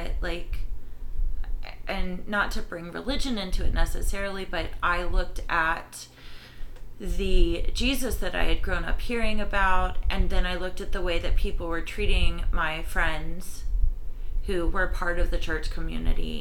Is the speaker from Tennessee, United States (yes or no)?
yes; Lenoir City, Tennessee, United States; growing up in Lenoir City, Tennessee